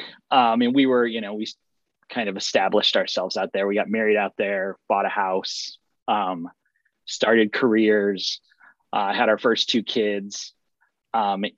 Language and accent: English; Springfield, Illinois, United States; moved away as an adult; now in St. Louis, United States; back in my hometown in Springfield, Illinois